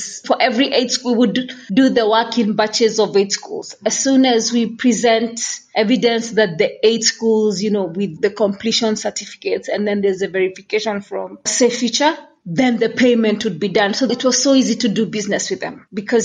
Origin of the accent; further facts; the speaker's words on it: Kenya; moved away as an adult; now in Uganda; for me as a Kenyan